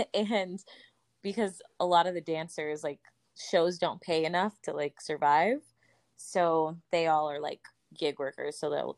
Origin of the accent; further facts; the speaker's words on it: Wichita, Kansas, United States; also born or lived in Orange, California; now in Las Vegas, United States; So I was born there, grew up in Wichita, Kansas, and then came to Las Vegas.